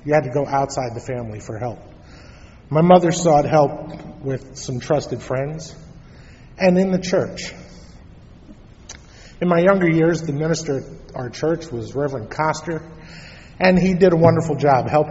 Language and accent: English; New York City, New York, United States; I was born in Brooklyn, New York